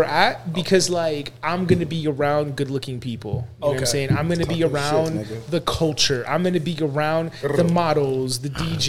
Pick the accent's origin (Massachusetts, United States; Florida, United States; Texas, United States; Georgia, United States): Florida, United States; Boca Raton; Oh my God, Miami! I'm from Boca.